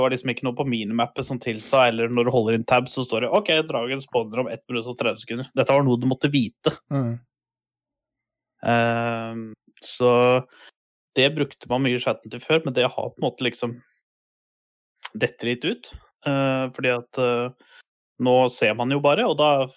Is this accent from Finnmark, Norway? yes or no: no; Buskerud, Norway; jeg er fra det som het Buskerud en gang i tida